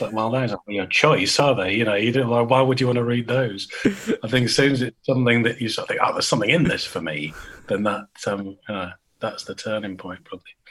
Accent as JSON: {"language": "English", "town": "Great Harwood", "region": "North West England", "country": "United Kingdom", "tie": "born or raised there", "also_born_or_lived": "Brighton", "moved": "as an adult", "said": "I grew up uh, just outside Blackburn in Lancashire right Harwood"}